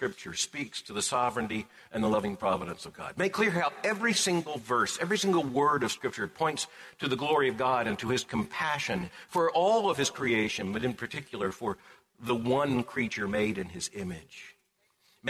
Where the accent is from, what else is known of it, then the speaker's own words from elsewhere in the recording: Lakeland, Florida, United States; also born or lived in Pompano Beach, Florida; My parents are both from Plant City, and I was born in Lakeland. And so this really is home